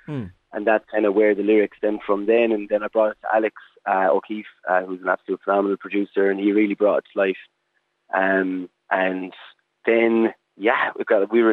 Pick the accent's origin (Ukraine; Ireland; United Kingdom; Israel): Ireland; Tipperary, Munster; I'm from Tip and proud of it. So that's where I grew up.